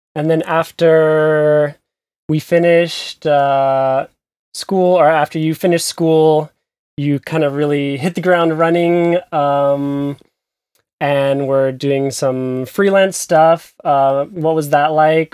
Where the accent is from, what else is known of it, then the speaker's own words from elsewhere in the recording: United States; moved away as an adult; now in Berlin, Germany; from the U S like me, but, uh, based also in Berlin